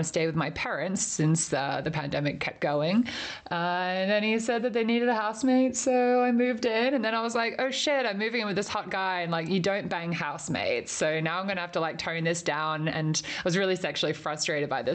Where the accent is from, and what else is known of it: Perth, Western Australia, Australia; born or raised there